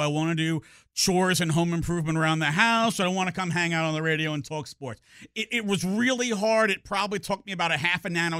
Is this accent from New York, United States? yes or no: yes; New York, United States; You know, I'm from New York. All my family's up in New York.